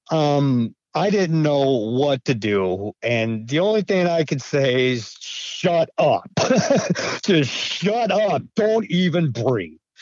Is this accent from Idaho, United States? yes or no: yes; Idaho, United States; also born or lived in Montana; now in Maine, United States; I I grew up in Idaho, and you know I spent my summers in in a town of Cascade and a town of Stanley, Idaho